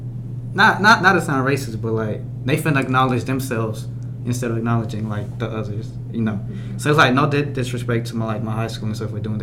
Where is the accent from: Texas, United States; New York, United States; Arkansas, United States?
Arkansas, United States; Blytheville; also born or lived in Mexico; I am a sophomore, and I am from Blytheville, Arkansas